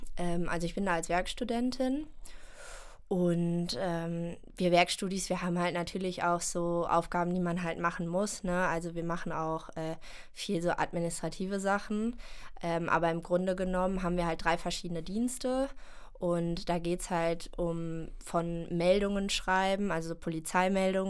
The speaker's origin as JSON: {"language": "German", "country": "Germany", "moved": "yes", "lives_now": "Cologne, Germany", "said": "ich komme aus der Eifel ursprünglich"}